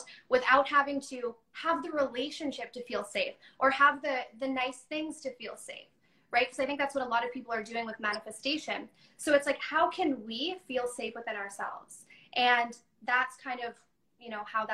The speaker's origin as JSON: {"language": "English", "town": "Chicago", "region": "Illinois", "country": "United States", "tie": "born or raised there", "also_born_or_lived": "Texas / Toronto, Canada", "moved": "yes", "lives_now": "Vancouver, Canada", "said": "I moved to Chicago. So I lived there for a little while"}